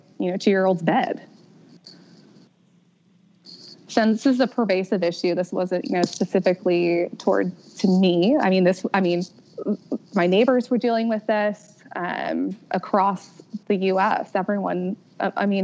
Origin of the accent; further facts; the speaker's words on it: outside of Philadelphia, Pennsylvania, United States; moved away as an adult; also born or lived in Virginia / Fort Polk, Louisiana; I grew up outside of Philadelphia